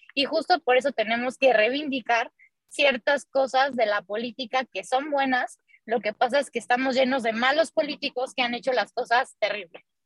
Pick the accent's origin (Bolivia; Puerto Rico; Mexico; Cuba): Mexico; en nuestro país